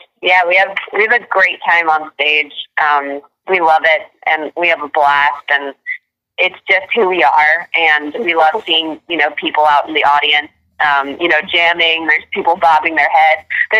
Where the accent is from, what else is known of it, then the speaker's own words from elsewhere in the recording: Virginia, United States; now in California, United States; I'm from Virginia. So we grew up going every summer to North Carolina, South Carolina.